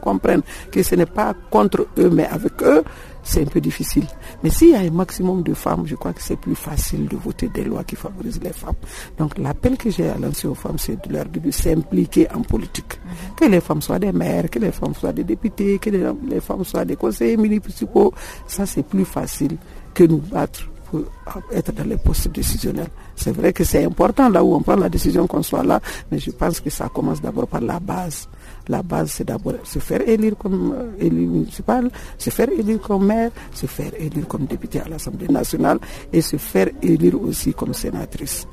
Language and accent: French; Mali; je suis malienne